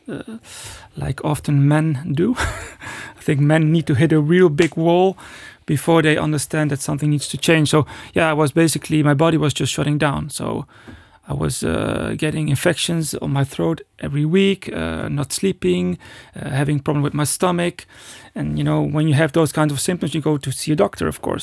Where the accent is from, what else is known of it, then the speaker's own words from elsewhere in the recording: Netherlands; I was born in the Netherlands